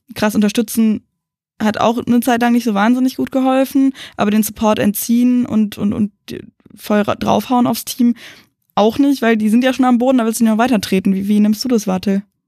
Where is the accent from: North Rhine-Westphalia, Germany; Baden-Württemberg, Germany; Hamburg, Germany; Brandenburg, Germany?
Brandenburg, Germany; the Berlin area; wir kommen aus dem Umland von Berlin